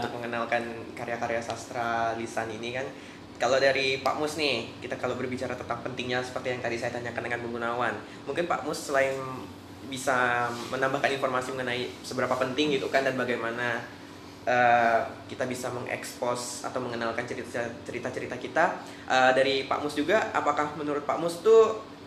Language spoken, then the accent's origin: Indonesian; Melawi, West Kalimantan, Indonesia; daerah saya itu di daerah Melawi